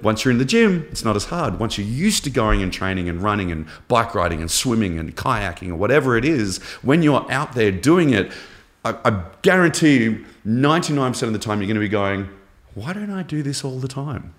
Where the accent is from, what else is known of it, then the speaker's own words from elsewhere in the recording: Canberra, Australian Capital Territory, Australia; also born or lived in Melbourne, Victoria; we moved to Canberra. uh, capital of Australia when I was ten. We moved from Melbourne